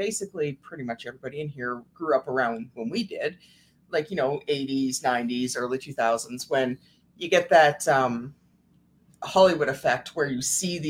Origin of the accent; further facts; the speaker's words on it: Canada; with us being Canadian.